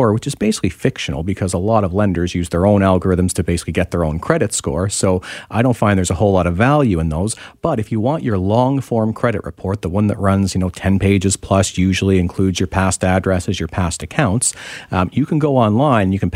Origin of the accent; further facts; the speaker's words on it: Ontario, Canada; now in British Columbia, Canada; I'm from Ontario originally